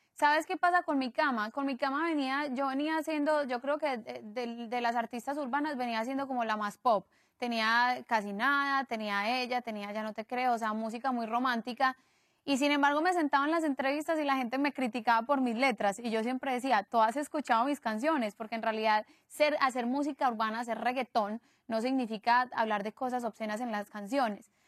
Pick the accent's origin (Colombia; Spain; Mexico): Colombia; Medellín, Antioquia; somos de Medellín y, y, venimos del mismo país